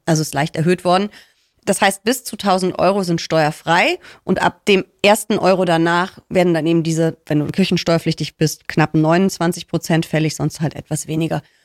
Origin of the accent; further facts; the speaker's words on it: Rhineland, Germany; ich spreche sie, glaube ich, mit S, aber ich bin Rheinländerin. Wir hauen da überall ein S rein